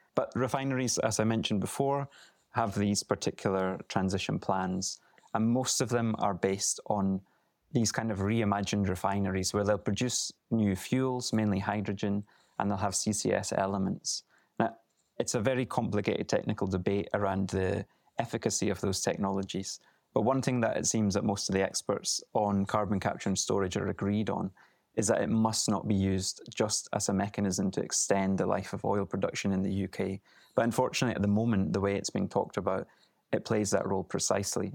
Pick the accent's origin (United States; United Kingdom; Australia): United Kingdom; Aberdeenshire, Scotland; I grew up in Aberdeenshire